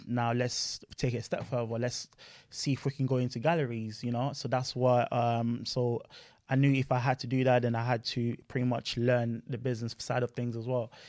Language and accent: English; Luton, East of England, United Kingdom; also born or lived in France; I'm from Luton, so that's my hometown